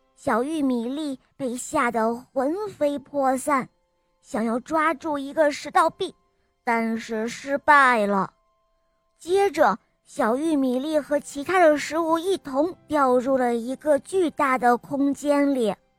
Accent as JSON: {"language": "Chinese", "region": "Beijing", "country": "China", "said": "我今年八岁了，我来自北京"}